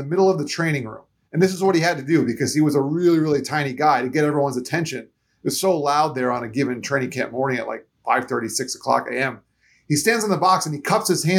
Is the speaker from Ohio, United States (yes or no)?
no; Florida, United States; also born or lived in New York; moved to Florida when I was only three. And so I really feel like I'm a Floridian at heart, even though I was born in New York